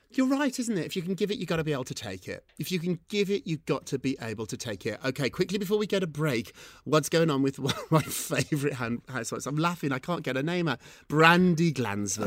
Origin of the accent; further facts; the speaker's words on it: United Kingdom; I'm British.